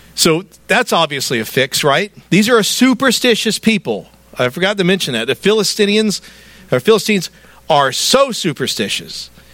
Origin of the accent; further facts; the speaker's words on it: the South, United States; I'm a Southerner.